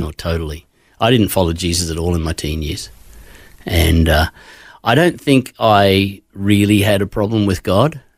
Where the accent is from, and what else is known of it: Queensland, Australia; born or raised there; also born or lived in Gosford, New South Wales